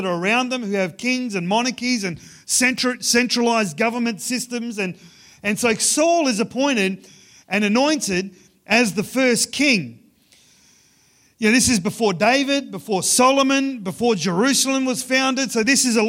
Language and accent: English; Ceduna, South Australia, Australia; I grew up in Ceduna. It's about a day's drive from Ceduna to Adelaide.